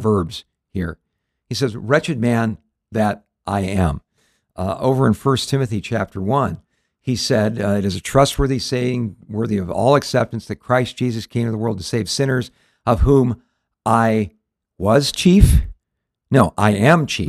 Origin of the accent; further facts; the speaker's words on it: Southern California, United States; we grew up in Southern California